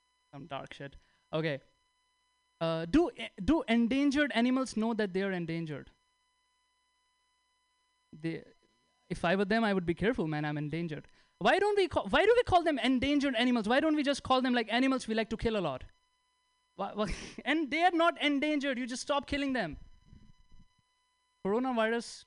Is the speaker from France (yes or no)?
no; India; English is a second language; moved away; I'm from India